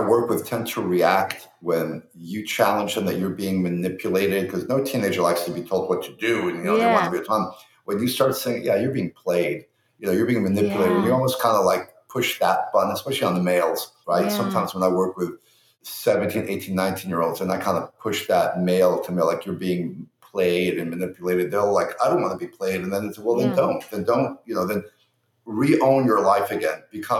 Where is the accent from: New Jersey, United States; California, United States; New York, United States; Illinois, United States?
New York, United States; I'm a New Yorker, so post 9/11, New Yorkers got nice for, you know, 6 months to a year, and then it faded.